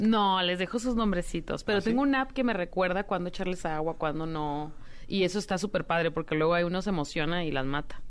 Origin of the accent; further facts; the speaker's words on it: Baja California, Mexico; also born or lived in Paris, France; now in Los Angeles, United States; yo soy de, de Baja California